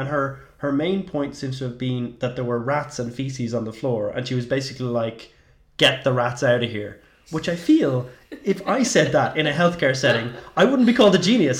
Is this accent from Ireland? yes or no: yes; Ireland; as an Irish person